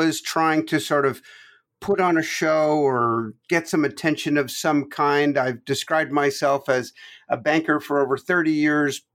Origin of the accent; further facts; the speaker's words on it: Toronto, Ontario, Canada; moved away as an adult; also born or lived in Quebec, Canada; now in United States; I was born in Quebec, Canada, and grew up from age 9 on in Toronto. So between Quebec and Toronto. So I'm Canadian, 100%